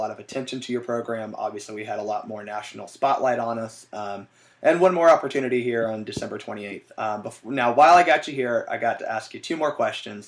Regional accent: Atlanta, Georgia, United States; born and raised in Atlanta

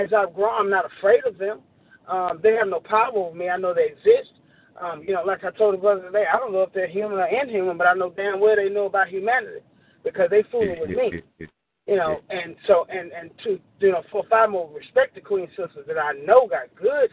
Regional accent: Shreveport, Louisiana, United States; moved away as an adult; also born or lived in Houma, Louisiana; now in Longview, United States; I grew up in Shreveport

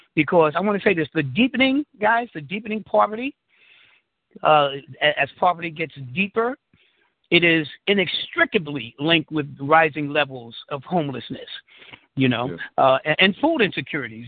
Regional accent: New York City, New York, United States; born and raised in Harlem in the Bronx

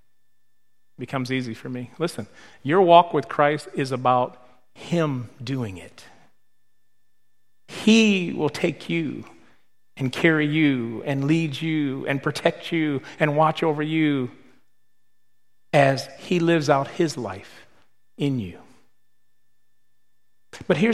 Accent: Michigan, United States; moved away; But I'm from Michigan.

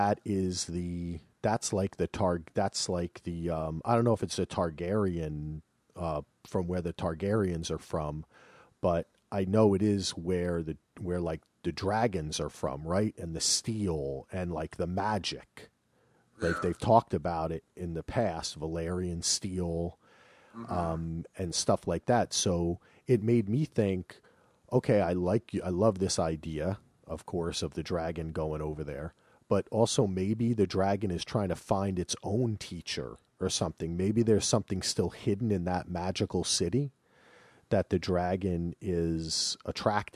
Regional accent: New Jersey, United States; I'm from Darius, New Jersey

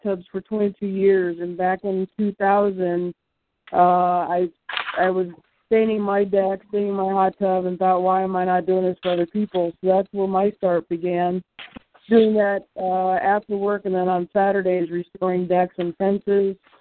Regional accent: Columbus, Ohio, United States; I'm from Columbus, Ohio

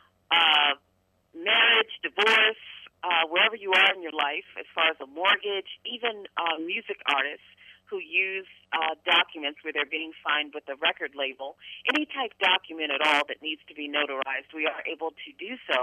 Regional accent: Baltimore, Maryland, United States; My hometown is Baltimore, Maryland

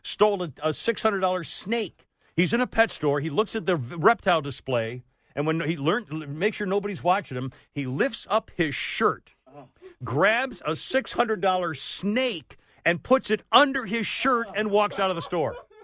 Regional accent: United States; I'm a damn American in America

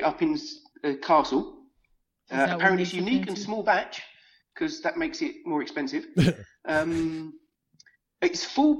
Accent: United Kingdom; now in Germany; My family, yeah, because we come from Britain.

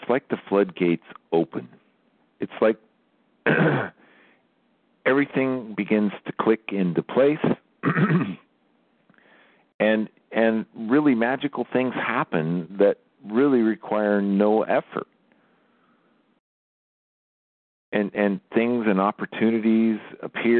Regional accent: United States; I'm a United States American. I'm an American.

